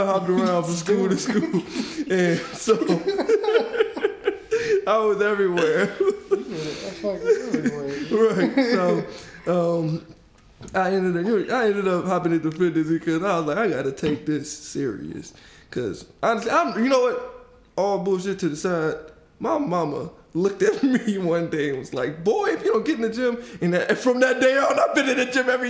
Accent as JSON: {"language": "English", "town": "Detroit", "region": "Michigan", "country": "United States", "tie": "born or raised there", "said": "I'm from Detroit. Born and raised."}